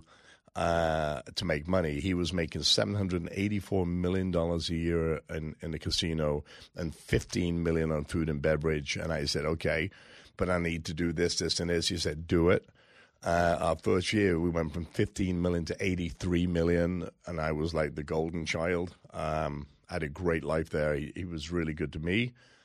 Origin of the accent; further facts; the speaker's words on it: England, United Kingdom; now in United States; I come from England. I became a citizen 12, 14 years ago.